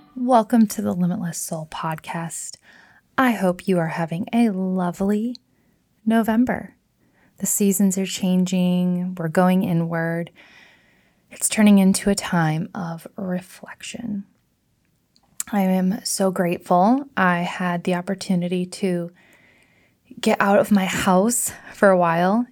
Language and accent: English; Michigan, United States; I rented a house up on Lake Michigan the most mystical, magical, gorgeous, healing place that I've ever been in my home state.